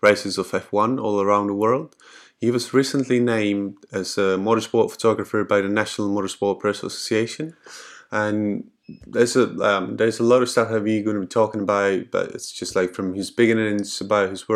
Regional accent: Czechia; I'm from Czech Republic

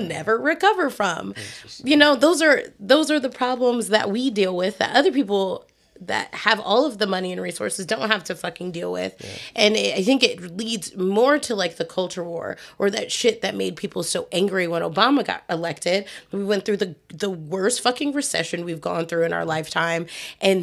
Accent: Detroit, Michigan, United States; moved away; my hometown

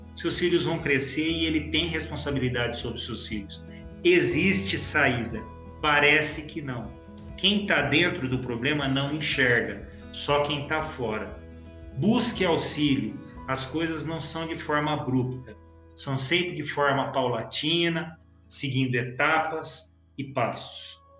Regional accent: Campinas, São Paulo, Brazil; eu sou de Campinas

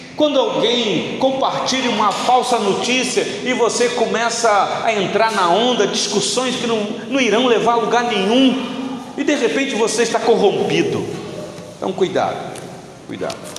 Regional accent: Rio de Janeiro, Brazil; Eu sou natural do Rio de Janeiro

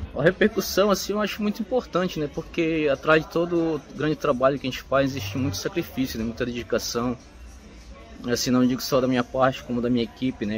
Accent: Parintins, Amazonas, Brazil; sou de Paritins

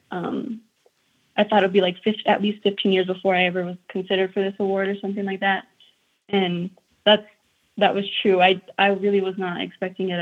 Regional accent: Taos, New Mexico, United States; growing up in Taos, I really had to go out of my way to find opportunities for myself.

